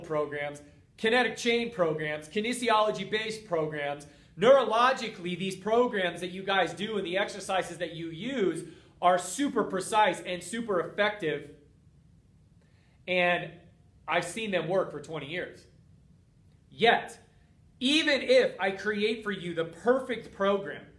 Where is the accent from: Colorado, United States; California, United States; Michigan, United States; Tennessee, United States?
Colorado, United States; Boulder; moved away; my hometown of Boulder, Colorado